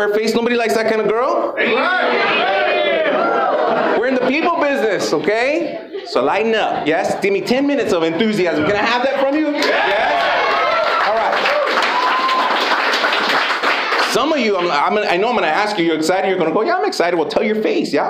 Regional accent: United States; I grew up in Lincoln Heights

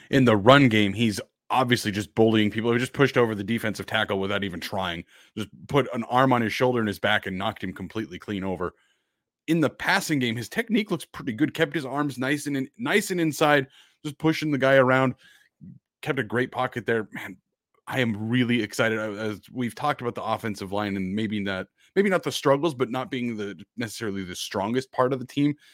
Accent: Idaho, United States; Southern Idaho, and I, I, think a lot of people are from Southern Idaho. Not a whole lot of college talent produced in Jerome, Twin Falls area.

